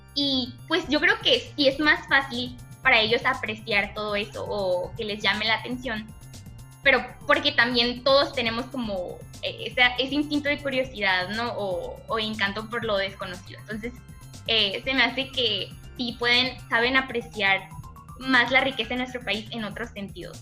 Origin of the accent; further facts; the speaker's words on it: Mexico; como mexicanos